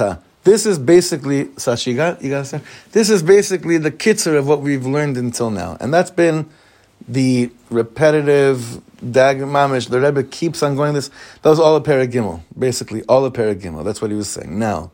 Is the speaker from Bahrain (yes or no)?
no; Israel; You know, I grew up in Israel Milchemet HaMifratz, the Gulf War. Yeah, we were living here